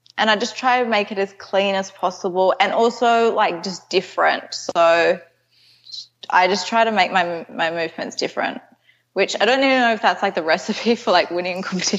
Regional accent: Canberra, Australian Capital Territory, Australia; I live in Canberra. It's sort of near Sydney. It's about like a 3.5 hour drive from Sydney. Okay. So I go to Sydney quite a bit, but yeah, I'm from Canberra.

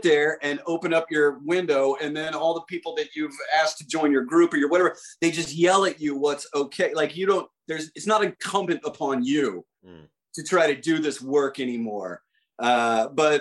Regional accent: Midwest, United States; moved away; I grew up in the Midwest in the 1980s

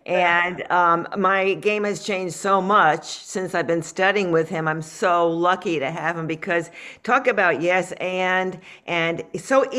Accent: Florida, United States; I was from Florida

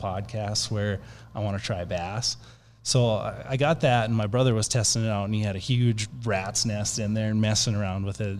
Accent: Minnesota, United States; moved away; I'm originally from Minnesota

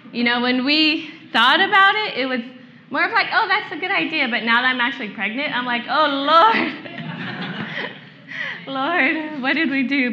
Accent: Vallejo, California, United States; I'm actually from Vallejo, which is like 30 minutes north

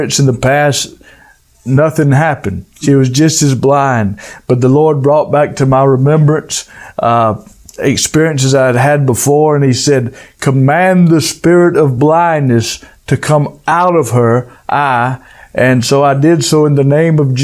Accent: United States; me being an American

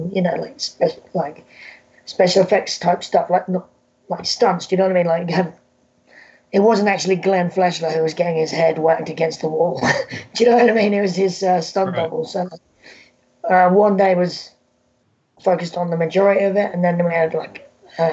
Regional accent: United Kingdom; accent: British; my British accent

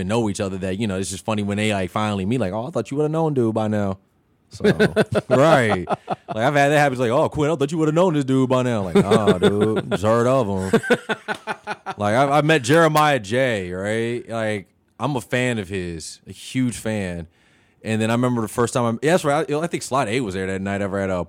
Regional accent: Champaign, Illinois, United States; I'm not originally from Chicago. {S0} That's okay. {S1} I'm from Champaign, 217 all day.

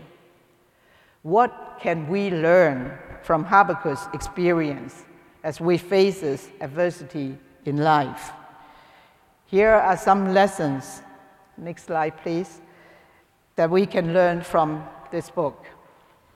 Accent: Hong Kong; moved away; I came from Hong Kong

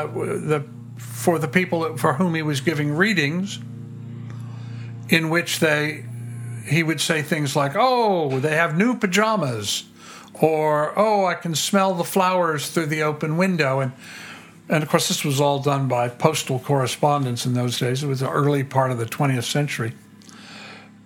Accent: Tidewater, Virginia, United States; I grew up in Virginia, in Tidewater, Virginia

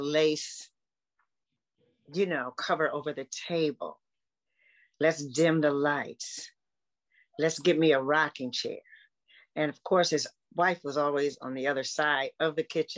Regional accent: Detroit, Michigan, United States; what I love the most about growing up in Detroit is that it was all family oriented

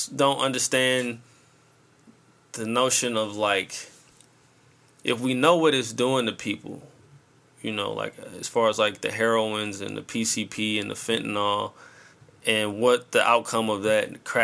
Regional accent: St. Louis, Missouri, United States; I'm coming from St. Louis

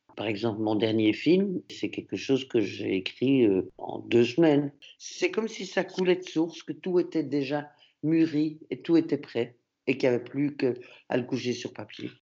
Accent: Antwerp, Flanders, Belgium; first language French; now in Brussels, Belgium; Je suis francophone, ma langue maternelle, c'est le français, mais j'étais dans une école à Anvers

